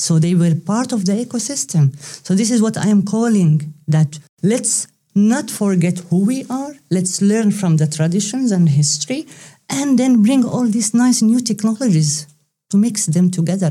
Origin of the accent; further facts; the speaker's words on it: Palestine; moved away as an adult; also born or lived in Leuven, Belgium / Brussels, Belgium / Zaragoza, Spain; now in Netherlands; I come originally from Palestine